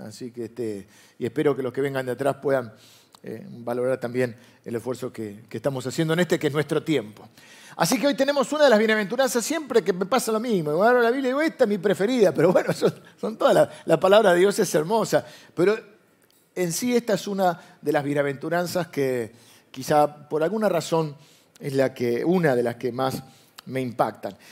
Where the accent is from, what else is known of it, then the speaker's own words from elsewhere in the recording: Argentina; nosotros vivimos de grieta porque Argentina es un país de grieta